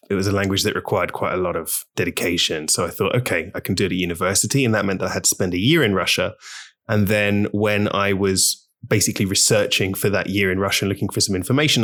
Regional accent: London, United Kingdom; moved away as an adult; now in Barcelona, Spain; so I grew up in London, in the U K

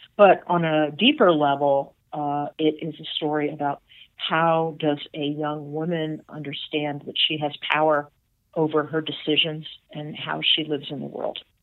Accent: Atlanta, Georgia, United States; my sisters and I grew up here, or as far as Susie grew up and, and me, and we were in Atlanta

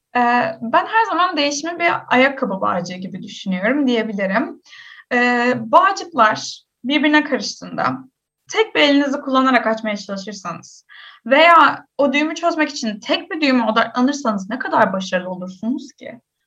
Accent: Istanbul, Turkey; Ben doğma büyüme İstanbulluyum

